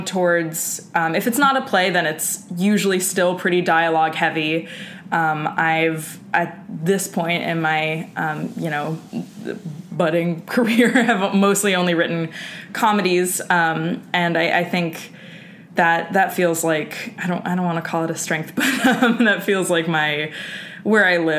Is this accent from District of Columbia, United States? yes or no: no; New York City, New York, United States; I grew up in Hell's Kitchen, Manhattan